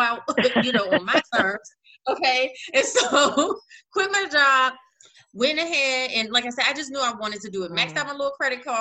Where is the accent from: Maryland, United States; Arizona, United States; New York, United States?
Maryland, United States; moved away as an adult; also born or lived in Baltimore, Maryland; now in North Carolina, United States; I'm originally from Maryland